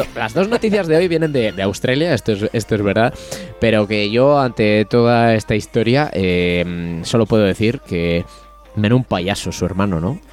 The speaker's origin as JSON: {"language": "Spanish", "area": "Aldaña", "region": "Castile and León", "country": "Spain", "tie": "born or raised there", "moved": "yes", "lives_now": "Aguilar de Campoo, Spain", "said": "mi pueblo es Aldaña"}